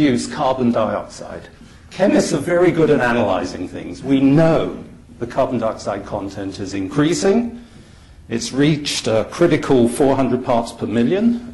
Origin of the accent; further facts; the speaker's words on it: United Kingdom; now in Toronto, Canada; I'm a Brit